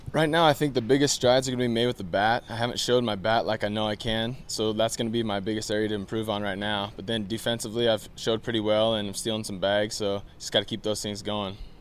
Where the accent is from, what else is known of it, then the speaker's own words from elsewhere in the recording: Pacific Northwest, United States; I'm from the Pacific Northwest, so it's kind of like home.